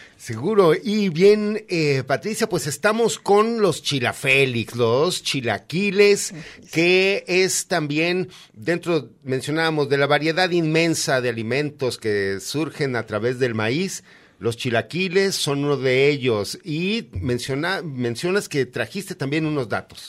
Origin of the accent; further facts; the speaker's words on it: Aguascalientes, Mexico; moved away; Yo que vengo de Aguascalientes